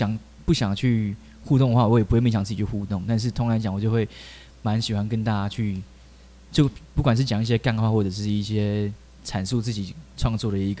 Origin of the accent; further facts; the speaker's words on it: Taichung, Taiwan; 我刚高中就是在我住台中，我是台中人，然后我在台中火车站的地下道开始表演。